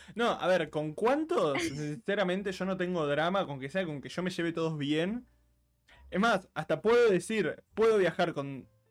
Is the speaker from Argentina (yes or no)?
yes; Argentina; yo muchos años fui seguido a San Bernardo, eh, la típica de los abuelos que tienen casa en la costa